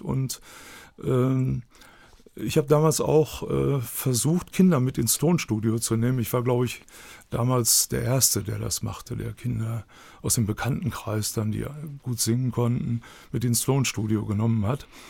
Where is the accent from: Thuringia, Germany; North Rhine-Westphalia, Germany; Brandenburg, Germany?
North Rhine-Westphalia, Germany; Dortmund; accent: Ruhrpott; ich bin gebürtiger Dortmund